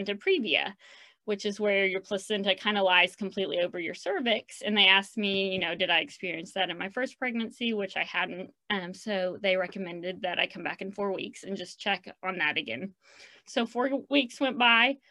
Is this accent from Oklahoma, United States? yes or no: yes; Oklahoma City, Oklahoma, United States; now in Edmond, United States; I'm born and raised in Oklahoma City